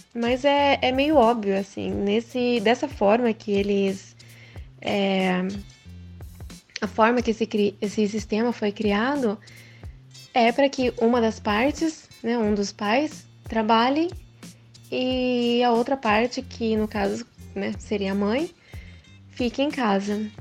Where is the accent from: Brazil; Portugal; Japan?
Japan; Eu cresci no Japão, estudei em escola japonesa também